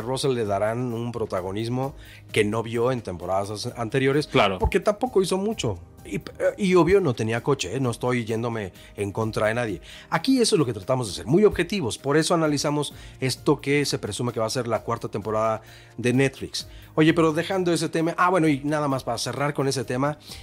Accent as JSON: {"language": "Spanish", "country": "Mexico", "said": "yo mexicano"}